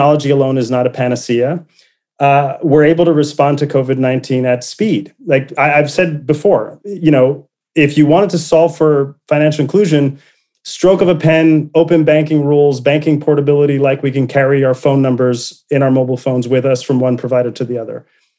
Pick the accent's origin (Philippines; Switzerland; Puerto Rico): Puerto Rico; moved away; I was born poor in Puerto Rico, first to get through high school and college